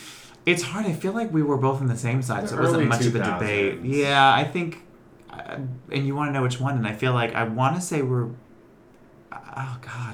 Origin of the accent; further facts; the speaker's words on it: Boston, Massachusetts, United States; Grew up in Boston, working class, five kids, you know, father's a landscaper, work nights as well, housewife mom.